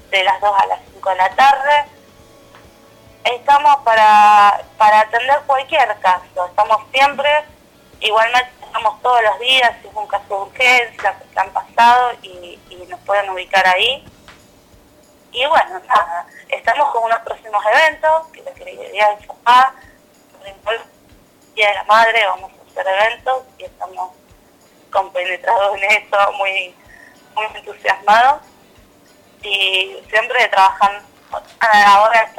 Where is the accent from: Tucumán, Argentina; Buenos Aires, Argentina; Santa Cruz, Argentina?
Santa Cruz, Argentina; El Calafate; somos de Calafate.